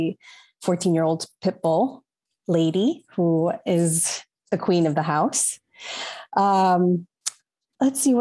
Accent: New York, United States; also born or lived in Long Island; So I'm a Latina, New Yorican. So I'm of Puerto Rican heritage, but born in New York

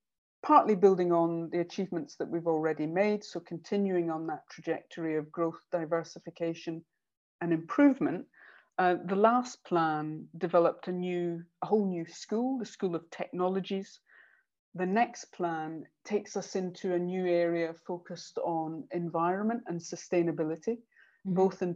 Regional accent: Stirling, Scotland, United Kingdom; moved away as an adult; also born or lived in Edinburgh / London; now in Cardiff, United Kingdom; Stirling University, which was actually in my hometown

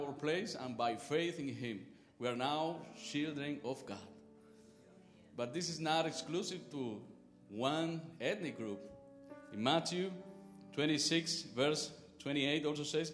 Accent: Cuba; moved away; I'm from Cuba. I'm the pastor of the Spanish-speaking congregation at Grace.

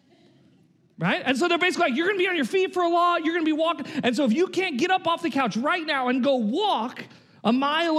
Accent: Oregon, United States; us Oregonians

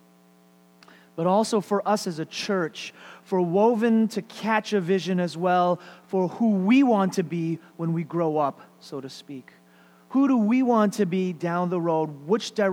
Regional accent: United States; I was born and raised in America

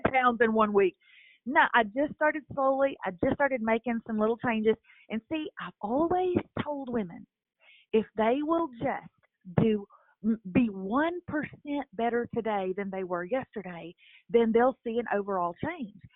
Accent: Lufkin, Texas, United States; moved away as an adult; also born or lived in Nashville; I moved back to my hometown, my small hometown of Lufkin, Texas

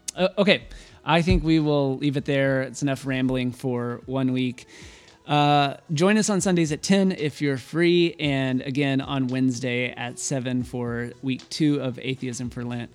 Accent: Waco, Texas, United States; I'm from Waco, so I got made fun of all the time growing up being from Waco

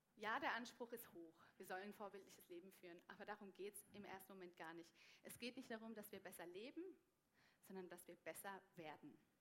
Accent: Germany; now in Switzerland; als Deutsche

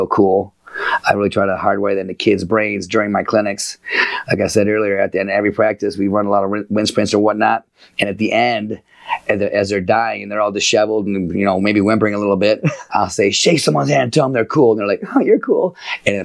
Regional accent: Livonia, Michigan, United States; I grew up in Livonia, Michigan.

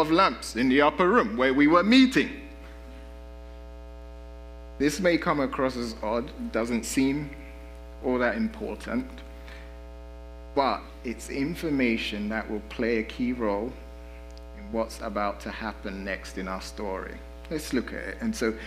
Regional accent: London, United Kingdom; now in United States; I grew up in London, and we have the tube and the underground

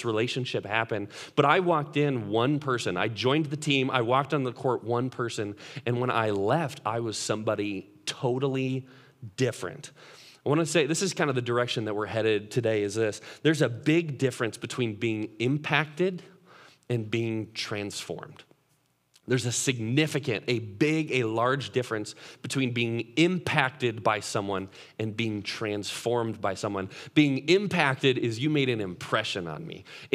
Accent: Chicago, Illinois, United States; I grew up in Chicago

